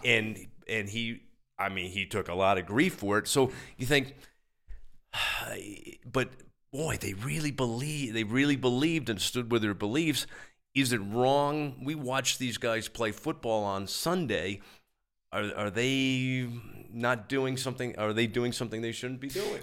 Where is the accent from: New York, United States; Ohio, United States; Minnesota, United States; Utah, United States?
New York, United States; New York City; also born or lived in Long Island; I was born in New York City, grew up there and, uh, and, uh, in the city and out on Long Island